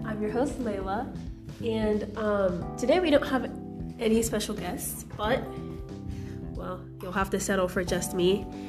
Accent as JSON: {"language": "English", "country": "United States", "tie": "born or raised there", "also_born_or_lived": "Nigeria", "said": "I was born in the United States"}